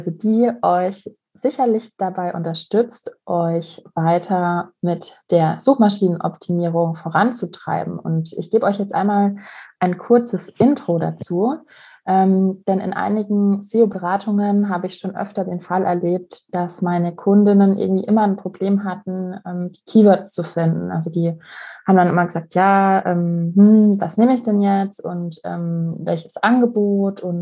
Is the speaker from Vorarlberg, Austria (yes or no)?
no; Vienna, Austria; ich stamme aus Wien